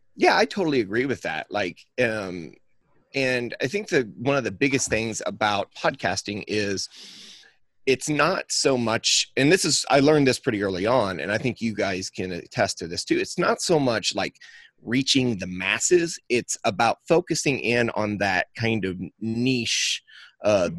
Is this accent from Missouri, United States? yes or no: yes; the Northern Ozarks, South Central Missouri, United States; I am from South Central Missouri, the Ozark. I'm from the Northern Ozarks